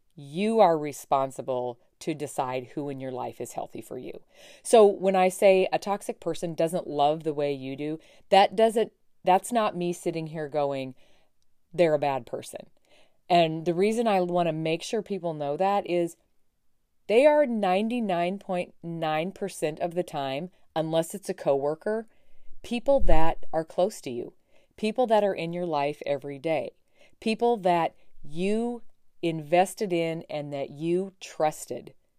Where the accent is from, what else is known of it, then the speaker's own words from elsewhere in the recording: Montana, United States; my home state, from Montana